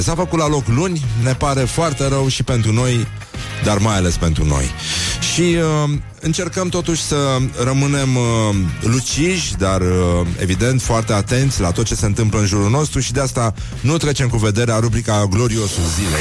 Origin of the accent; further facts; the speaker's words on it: Romania; noi uh, românii